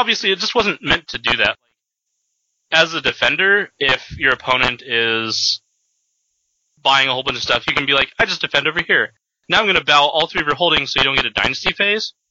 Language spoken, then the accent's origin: English; Seattle, Washington, United States; I'm from Seattle area.